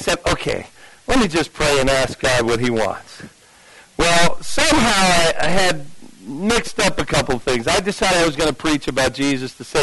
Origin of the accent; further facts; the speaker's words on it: Jersey City, New Jersey, United States; right there in the neighborhood, basically, where I grew up in Jersey City.